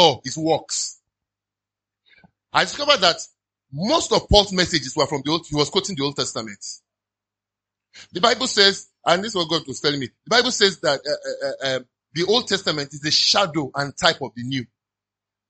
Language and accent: English; Nigeria; I love being a Nigerian